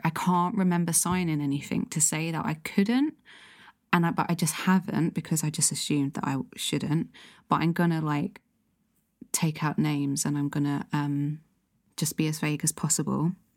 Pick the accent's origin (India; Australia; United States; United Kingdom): United Kingdom; London; I grew up in South London